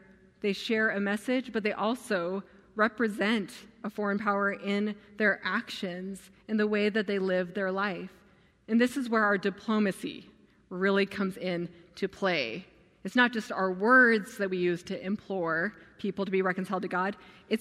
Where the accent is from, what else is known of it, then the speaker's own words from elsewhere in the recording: United States; also born or lived in Afghanistan; I couldn't stop being American. I mean, I look very American